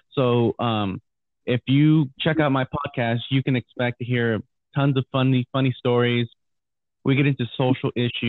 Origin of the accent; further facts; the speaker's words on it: Houston, Texas, United States; Well, of course I'm from Houston, so I got to go with the Astros, man. That's my hometown team.